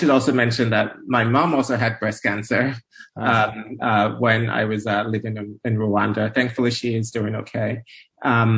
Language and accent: English; Nigeria; moved away as an adult; now in United States; I'm originally Nigerian. I grew up in Nigeria. And I moved to the U.S. For college